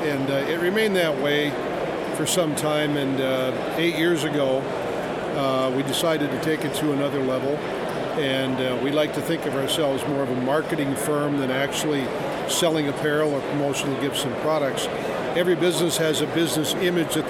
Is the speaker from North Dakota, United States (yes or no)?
yes; Dickinson, North Dakota, United States; also born or lived in Bismarck, North Dakota / Minot, North Dakota / Williston, North Dakota; now in Fargo, United States; I'm originally from Dickinson